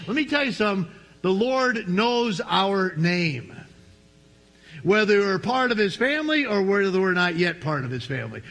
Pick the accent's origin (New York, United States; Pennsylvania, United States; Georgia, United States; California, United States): New York, United States; I was from New York